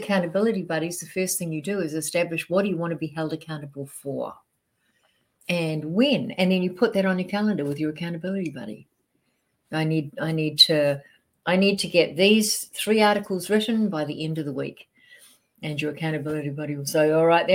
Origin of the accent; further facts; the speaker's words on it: New Zealand; moved away as an adult; also born or lived in Australia; now in United States; I'm a Kiwi. I'm from New Zealand, but I did all my business in Australia.